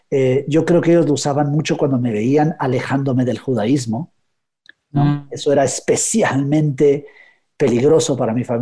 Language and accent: Spanish; Guatemala; pero cuando voy a Guatemala, de pronto cambia mi acento un poco, cambio el español, empiezo a hablar de voz, ¿no?